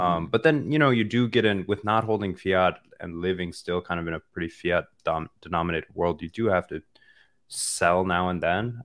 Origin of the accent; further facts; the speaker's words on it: Iowa, United States; I'm actually from Iowa, pretty, uh, pretty close to Kansas City